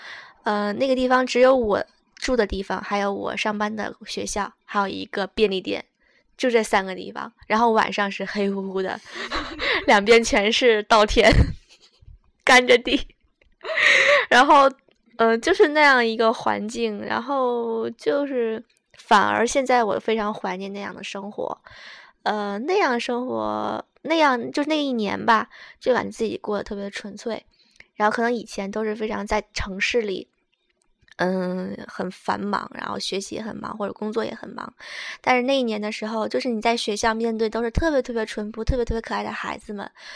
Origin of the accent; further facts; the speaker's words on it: Okinawa, Japan; now in Shizuoka, Japan; 我觉得我从冲绳我乡下来的，到这边我觉得哇塞，眼花缭乱了。